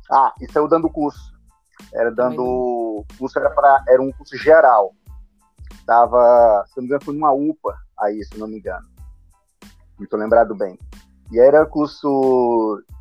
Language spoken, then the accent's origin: Portuguese; Fortaleza, Ceará, Brazil; eu sou de Fortaleza, Ceará